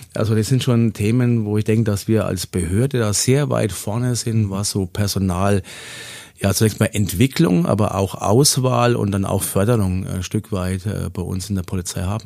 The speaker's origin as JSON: {"language": "German", "area": "Lower Franconia, region around Schweinfurt", "region": "Bavaria", "country": "Germany", "tie": "born or raised there", "moved": "as an adult", "lives_now": "Augsburg, Germany", "said": "gebürtig komme ich aus Unterfranken, aus der Region um Schweinfurt und äh, bin auch da aufgewachsen"}